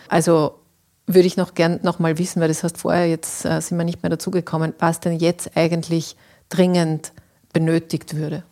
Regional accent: Austria; bei uns in Österreich

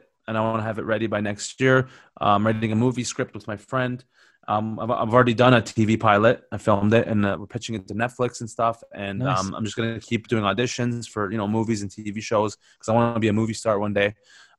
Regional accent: London, United Kingdom; I'm from South London, yeah?

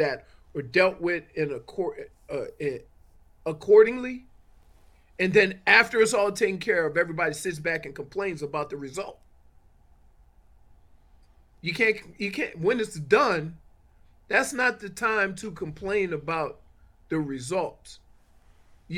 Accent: New Orleans, Louisiana, United States; moved away; I grew up in the Ninth Ward of New Orleans. I left New Orleans

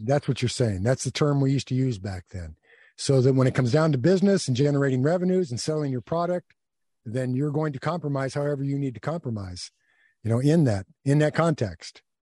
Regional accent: United States; I'm an American, and, uh, I've always thought of myself as an American

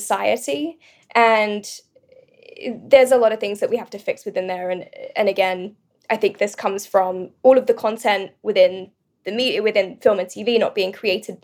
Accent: United Kingdom; moved away as an adult; also born or lived in London; now in Los Angeles, United States; I'm British originally, now

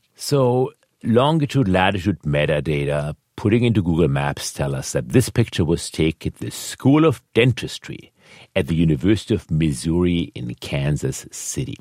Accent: Germany; moved away; I was born in Germany.

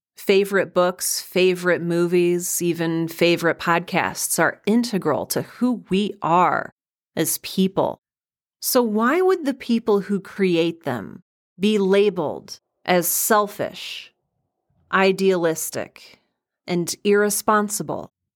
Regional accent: Midwest, United States; I was raised in the Midwest

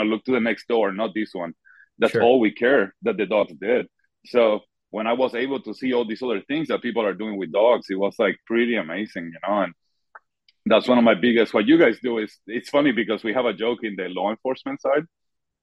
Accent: Puerto Rico; I'm from Puerto Rico, so I never had the hunting background.

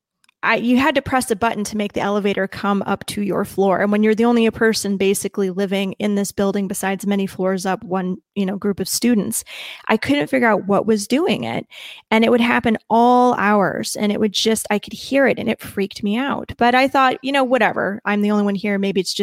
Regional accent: Midwest, United States; accent: heavy Midwest; I have a really heavy Midwest accent

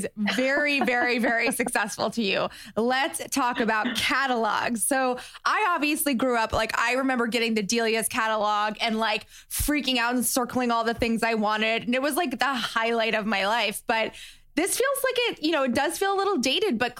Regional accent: West Palm Beach, Florida, United States; I'm actually from Florida. So I grew up, I went to high school like in West Palm Beach

